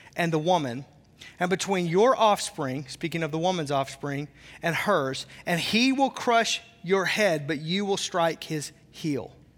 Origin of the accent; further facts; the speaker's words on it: the South, United States; I'm from the South, so the way I say naked is really funny